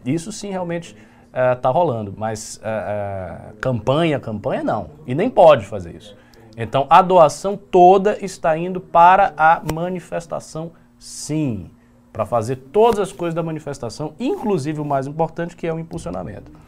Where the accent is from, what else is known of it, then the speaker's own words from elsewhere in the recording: Bahia, Brazil; eu sou baiano